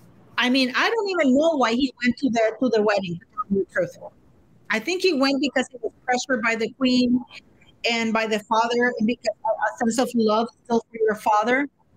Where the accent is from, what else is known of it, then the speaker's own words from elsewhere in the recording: Canada; I'm Latina. I'm Canadian Latina.